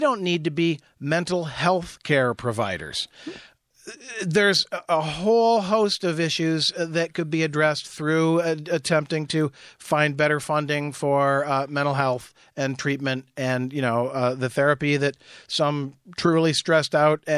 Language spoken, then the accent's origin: English; Jackson, Midwest, United States; I grew up in Jackson, yeah.